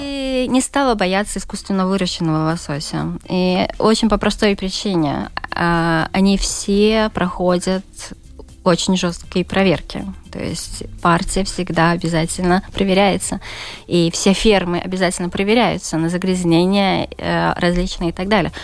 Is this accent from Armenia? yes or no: no; Daugavpils, Latgale, Latvia; я родом из Даугавпилса